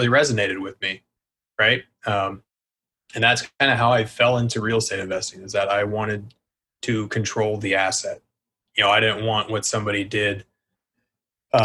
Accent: Denver, Colorado, United States; moved away as an adult; now in Austin, United States; I'm from Denver

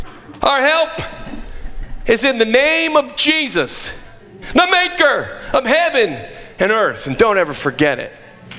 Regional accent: Scotland, United Kingdom; now in United States; I don't know about you, but I came from Scotland with fire inside of me.

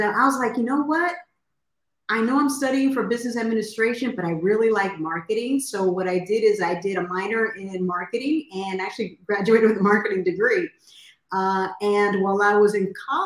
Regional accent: New York City, New York, United States; moved away as an adult; also born or lived in Honduras / San Francisco Bay Area; I'm originally from Honduras, but I was raised in New York City in the Bronx. I grew up there until my early 20s

